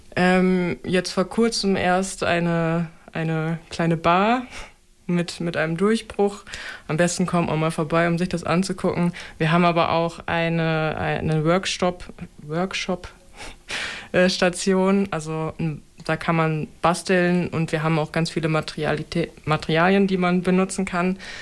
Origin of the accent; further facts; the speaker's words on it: Osnabrück, Lower Saxony, Germany; moved away; also born or lived in Berlin; bin dann halt zurück nach Osnabrück gegangen. Ich komme hierher.